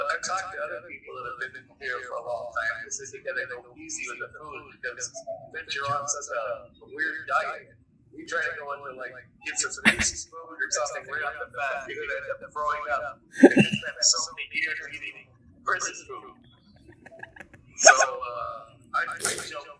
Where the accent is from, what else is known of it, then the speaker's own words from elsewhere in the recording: Canada; moved away; I was born in Canada, and I have family back in Toronto